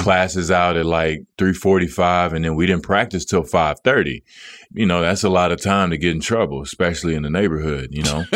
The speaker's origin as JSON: {"language": "English", "town": "Dallas", "region": "Texas", "country": "United States", "tie": "born or raised there", "moved": "as an adult", "said": "it was my hometown."}